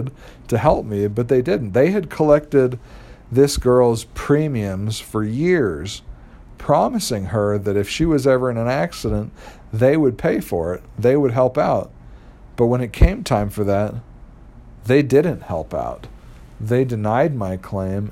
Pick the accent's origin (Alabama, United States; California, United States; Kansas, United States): California, United States; Los Angeles; moved away as an adult; also born or lived in Utah; I was from Los Angeles